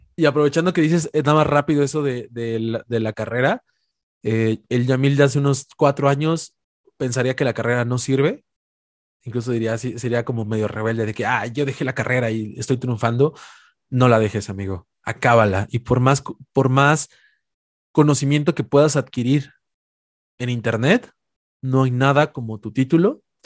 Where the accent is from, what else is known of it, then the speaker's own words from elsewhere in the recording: Puebla, Mexico; las afueras de Puebla, que es la ciudad donde soy originario